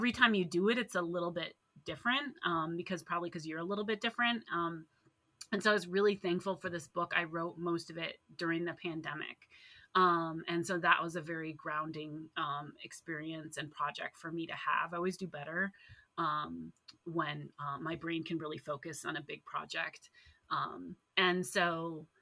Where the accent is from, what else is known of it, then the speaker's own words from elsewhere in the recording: Ann Arbor, Michigan, United States; now in Minnesota, United States; I grew up in Ann Arbor, Michigan